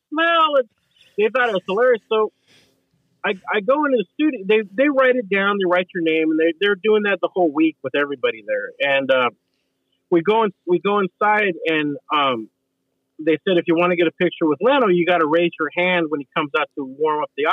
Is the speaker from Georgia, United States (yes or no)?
no; Oregon, United States; moved away as an adult; now in Los Angeles, United States; I come from Oregon and, you know, I'm living here with all the rednecks and 4x4s and pickup trucks.